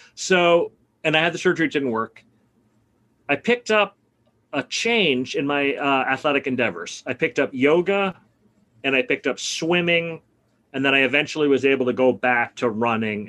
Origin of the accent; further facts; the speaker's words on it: New York City, New York, United States; moved away as an adult; I grew up in Brooklyn. I basically left in 1987 when I went to college.